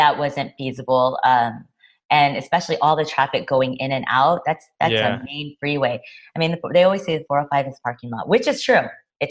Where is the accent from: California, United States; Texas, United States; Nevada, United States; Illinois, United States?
California, United States; Los Angeles; also born or lived in New York; I mean, I grew up here in Los Angeles